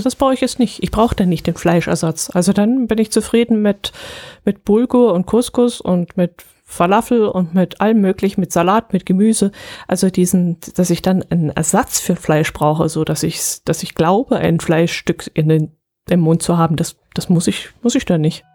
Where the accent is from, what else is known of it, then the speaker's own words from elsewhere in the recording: Allgäu, Germany; wir sind Allgäuer